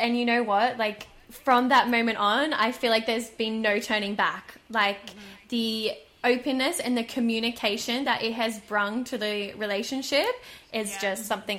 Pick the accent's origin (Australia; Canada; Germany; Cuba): Australia; being a Australian traveller